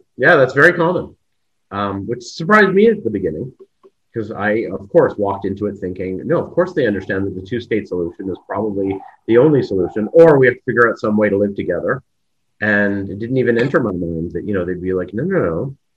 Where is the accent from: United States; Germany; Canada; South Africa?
Canada; moved away as an adult; now in Israel; I'm Canadian